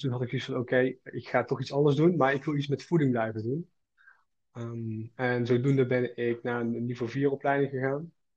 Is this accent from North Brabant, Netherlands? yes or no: yes; Schaijk, North Brabant, Netherlands; ik kom uit, eh, uit Brabant, uit uh, eh, Schaik. Dat ligt tussen Os en Uden